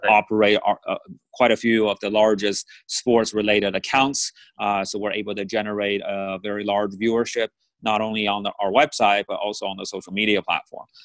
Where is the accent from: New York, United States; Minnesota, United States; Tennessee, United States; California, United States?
California, United States; Bay Area; I grew up in the Bay Area